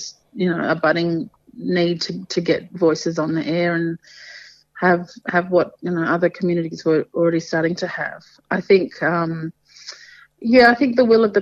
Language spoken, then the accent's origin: English; Torres Strait, Queensland, Australia; also born or lived in Badu Island / Mabuiag Island / Thursday Island; Kapul Batanga, as we say up here in the Torres Strait